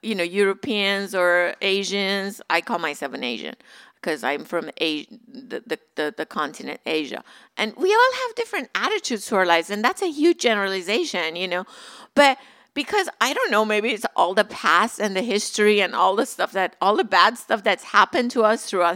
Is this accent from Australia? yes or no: no; Iran; moved away as an adult; now in Southern California, United States; When I was growing up in Iran, my grandma lived with us.